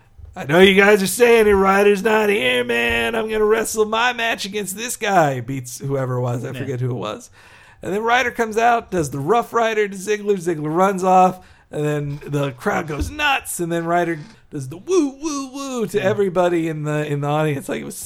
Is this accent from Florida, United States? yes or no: yes; Florida, United States; I'm from Florida.